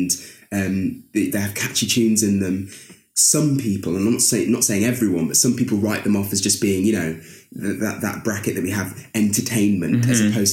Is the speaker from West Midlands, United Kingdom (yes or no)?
no; Lincoln, East Midlands, United Kingdom; moved away; I was born in Lincoln, in the East Midlands.